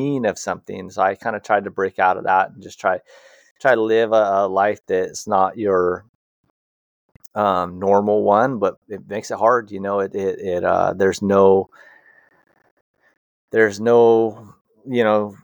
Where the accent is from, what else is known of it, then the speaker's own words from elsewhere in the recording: Hawaii, United States; born and raised in Hawaii